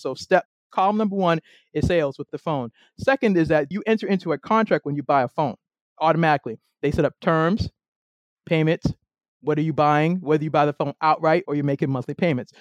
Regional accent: Boston, Massachusetts, United States; moved away as an adult; now in Maryland, United States

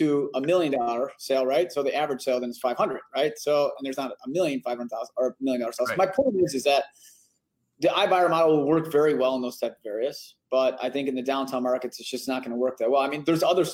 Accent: Chicago, Illinois, United States; growing up on the South side

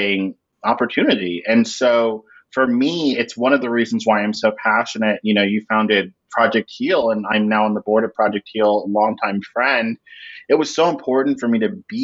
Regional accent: Orlando, Florida, United States; I grew up in Orlando, Florida

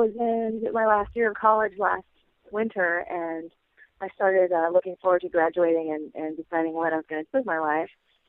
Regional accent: Tacoma, Washington, United States; now in Olympia, United States; I'm from Tacoma, Washington, which is, I don't know, 30 miles or so from here, but had never really spent any time in Olympia.

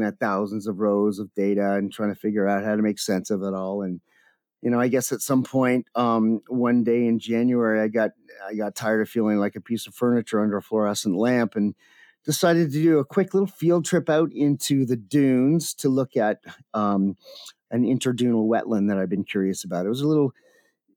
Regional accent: Canada; moved away; also born or lived in Everglades / Cape Cod; I'm Canadian

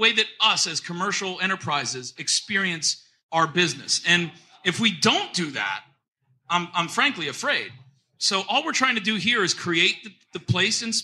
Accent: Trenton, New Jersey, United States; moved away; I'm from Trenton, New Jersey originally, and that's how we say it up there.

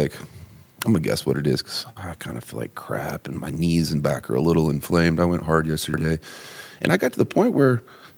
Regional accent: Terre Haute, Indiana, United States; I'm from Terre Haute, Indiana, man. I'm a tobacco chewing 108 pound freshman

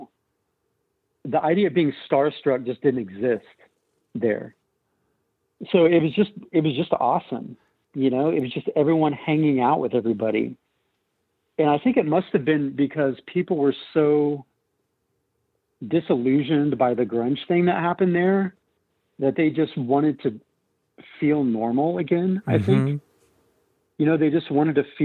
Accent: Tulsa, Oklahoma, United States; growing up in Tulsa

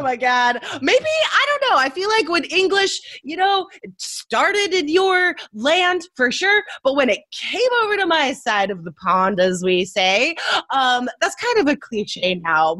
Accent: United States; as an American

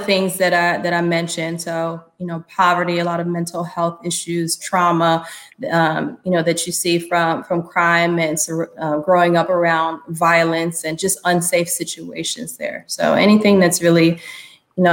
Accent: New York City, New York, United States; moved away; I was born and raised in New York City. I grew up in Harlem during the 80s and 90s.

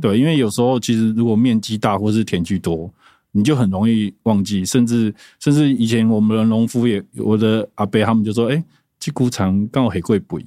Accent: Sanxing, Yilan County, Taiwan; moved away; also born or lived in Taoyuan; 我是来自三星，然后我们的合作社就叫青出宜兰合作社

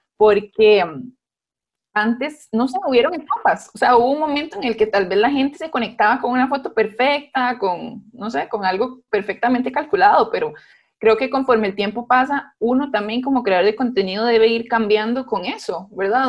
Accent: Guápiles, Limón, Costa Rica; now in San José, Costa Rica; somos de Guapiles

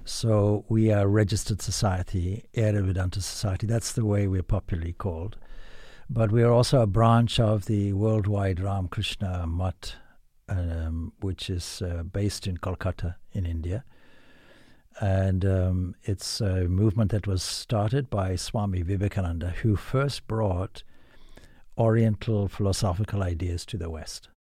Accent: Zimbabwe; now in Ireland; I come from Zimbabwe

